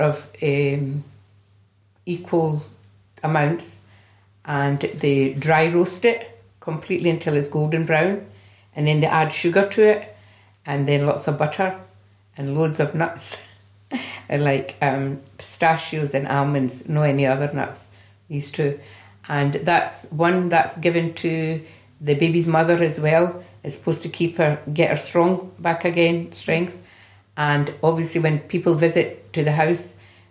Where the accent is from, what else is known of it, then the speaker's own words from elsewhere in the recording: Glasgow, Scotland, United Kingdom; now in Edinburgh, United Kingdom; I was born in Glasgow and my age is 68.